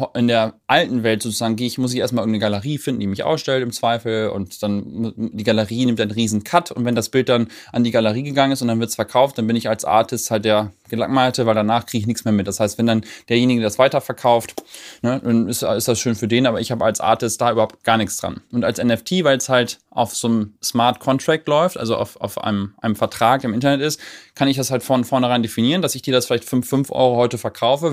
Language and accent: German; Germany; als Deutscher